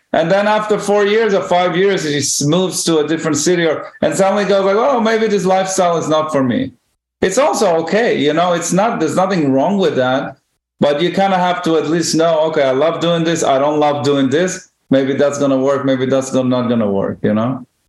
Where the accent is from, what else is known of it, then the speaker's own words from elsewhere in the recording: Israel; moved away as an adult; now in New York, United States; when I grew up in Israel